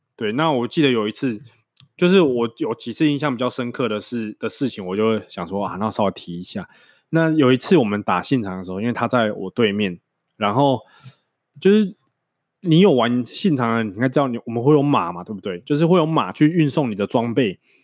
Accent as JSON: {"language": "Chinese", "region": "Changhua County", "country": "Taiwan", "tie": "born or raised there", "also_born_or_lived": "northern Taiwan", "moved": "as an adult", "said": "因为我是彰化人嘛，那我念的高中是国立彰化商业职业高级学校，就是彰化高商"}